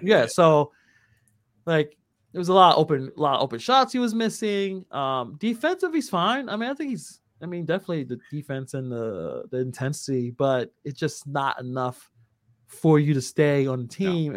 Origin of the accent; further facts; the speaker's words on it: New York City, New York, United States; born and raised in Brooklyn